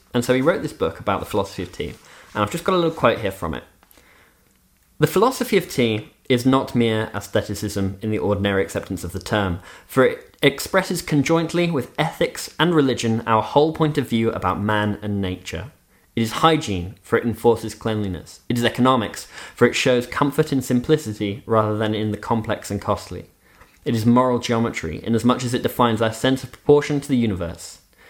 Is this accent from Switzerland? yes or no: yes; Switzerland; also born or lived in United Kingdom; If there are any listeners who don't know, Nick and I both grew up in Switzerland, but I'm British by birth. I'm a dual national.